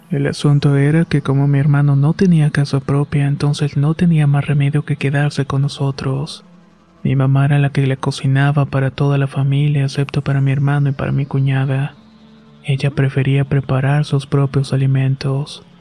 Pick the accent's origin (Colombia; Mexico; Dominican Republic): Mexico; Apaseo, Guanajuato; Nosotros somos originarios de Apaseos perteneciente al estado de Guanajuato.